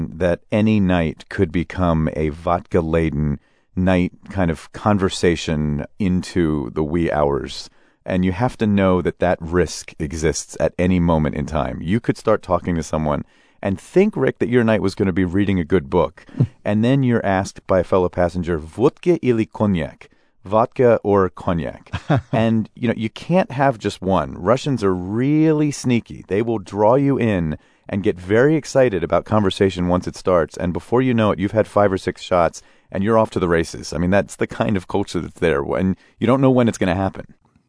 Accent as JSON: {"language": "English", "country": "United States", "said": "the assumptions I've made as an American."}